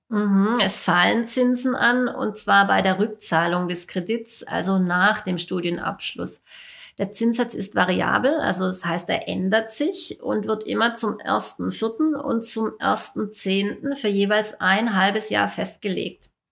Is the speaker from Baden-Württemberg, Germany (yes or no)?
yes; Baden-Württemberg, Germany; Hier bei uns im Ländle